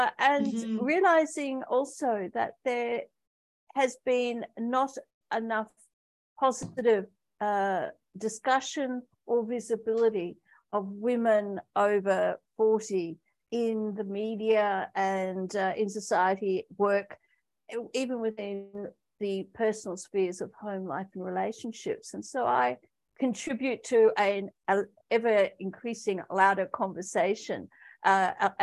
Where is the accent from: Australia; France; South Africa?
Australia; moved away as an adult; also born or lived in Pakistan; I returned back to my home country, Australia, with a suitcase and the clothes on my back